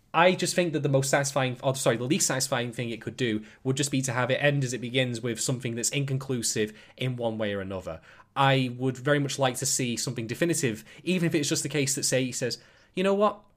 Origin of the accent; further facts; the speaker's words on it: United Kingdom; I'm a, I'm a British guy myself